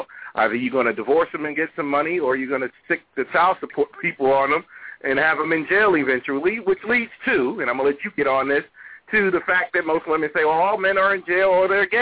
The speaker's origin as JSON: {"language": "English", "region": "New York", "country": "United States", "tie": "born or raised there", "said": "the Section 8 I grew up on, it was in New York"}